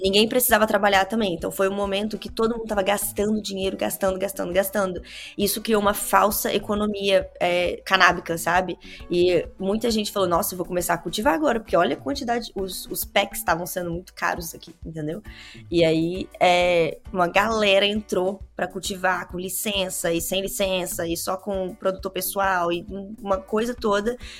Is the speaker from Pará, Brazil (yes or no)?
no; Vitória, Espírito Santo, Brazil; moved away as an adult; now in Canada; eu sou de Vitória, Espírito Santo, no Brasil